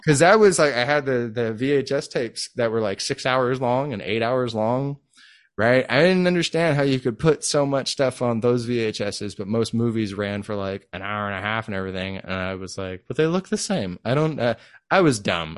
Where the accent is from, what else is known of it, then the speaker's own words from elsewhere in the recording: Vallejo, California, United States; moved away as an adult; also born or lived in Los Angeles / Vacaville / Sacramento / Las Vegas; I was born and raised in Vallejo